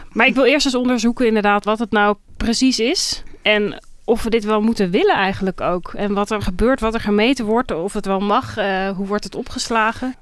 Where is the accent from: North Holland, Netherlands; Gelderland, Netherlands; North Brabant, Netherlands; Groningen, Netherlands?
Groningen, Netherlands; in Groningen, waar ik vandaan kom